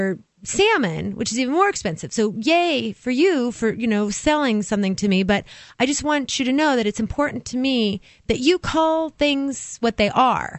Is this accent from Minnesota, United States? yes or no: no; California, United States; moved away as an adult; now in New Hampshire, United States; I'm from California.